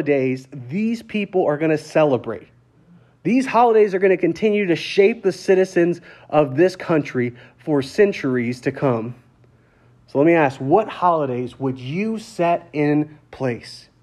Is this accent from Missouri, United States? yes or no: no; Lafayette, Louisiana, United States; I'm from Lafayette, Louisiana, for instance, and that town is at the heart of Cajun country